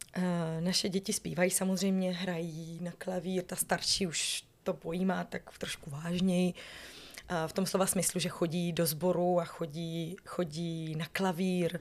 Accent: Northern Moravia, Czechia; moved away as an adult; also born or lived in Prague; já pocházím ze Severní Moravy, kde se mluví hrozně rychle ale eh, v Praze mi nikdo nerozuměl

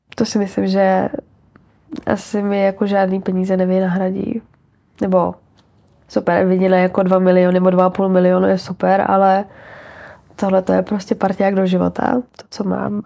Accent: Czechia; moved away as an adult; now in Prague, Czechia; já jsem z Hradce

